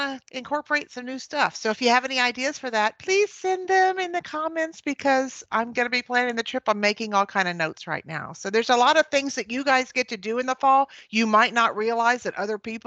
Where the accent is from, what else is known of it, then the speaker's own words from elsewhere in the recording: Galveston, Texas, United States; I'm born and raised in Galveston Island. So we down here in South Texas don't have fall